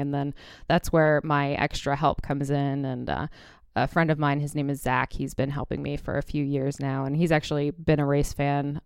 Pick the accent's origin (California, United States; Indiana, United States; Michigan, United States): Indiana, United States; Indianapolis; moved away; also born or lived in New York City; I was born in Indianapolis and kind of grew up around IndyCar racing.